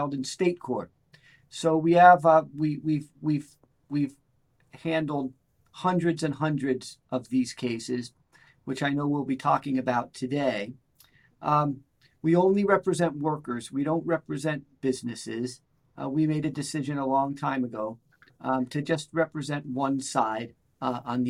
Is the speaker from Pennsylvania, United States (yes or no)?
yes; Clarks Summit, Pennsylvania, United States; also born or lived in Philadelphia, Pennsylvania / New York City; I grew up in Clark Summit, Pennsylvania, okay. Which is just north of Scranton.